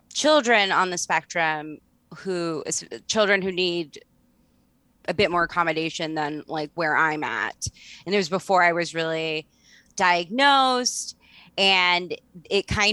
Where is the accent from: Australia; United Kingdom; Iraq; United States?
United States; Baltimore, Maryland; also born or lived in Canada; So when I started going to school, I still had a pretty distinctive Canadian accent. I was going to school in Baltimore City